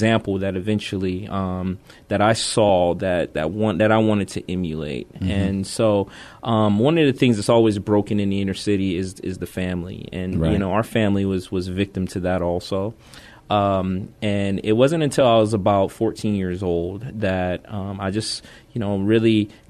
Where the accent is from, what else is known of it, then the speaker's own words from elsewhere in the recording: Youngstown, Ohio, United States; moved away as an adult; also born or lived in Korea; now in San Antonio, United States; I'm originally from a small town of Youngstown, Ohio